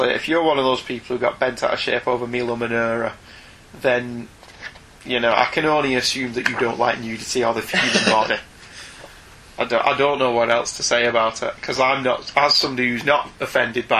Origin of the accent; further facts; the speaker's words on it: United Kingdom; we're British